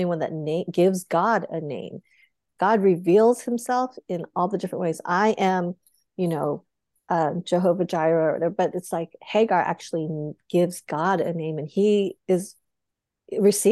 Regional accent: Boulder, Colorado, United States; I grew up in Boulder, Colorado, one of a handful of Asian Americans

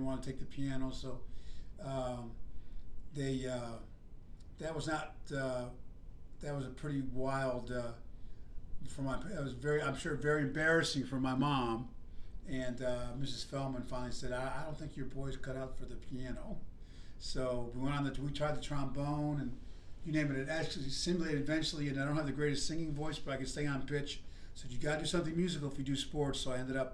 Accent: Buffalo, New York, United States; moved away as an adult; now in Atlanta, United States; born and raised in Buffalo, New York

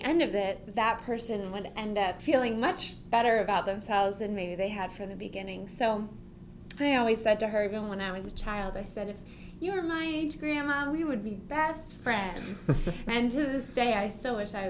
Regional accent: San Diego, California, United States; now in Carol Stream, United States; I'm from San Diego, and I grew up going to a beach house in Santa Barbara, actually, which is about 5 hours from where I lived

